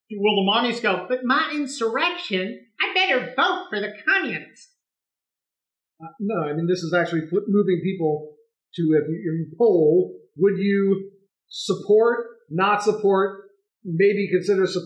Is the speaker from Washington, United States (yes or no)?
no; Arizona, United States; moved away; I'm from Arizona.